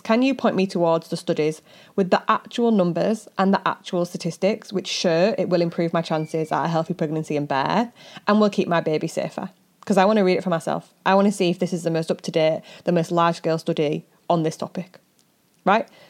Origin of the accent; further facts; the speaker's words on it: United Kingdom; we're British